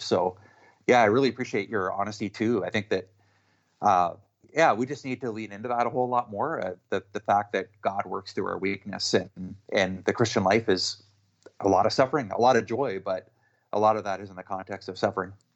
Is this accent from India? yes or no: no; Canada; I'm Canadian